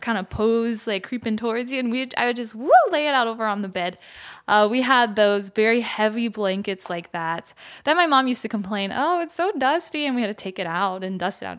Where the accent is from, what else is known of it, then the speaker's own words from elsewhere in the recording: United States; moved away as an adult; now in Seoul, South Korea; growing up in the States